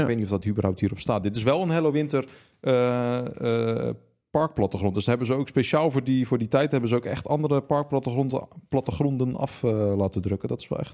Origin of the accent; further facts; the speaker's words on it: Netherlands; wij wel vaak als Nederlanders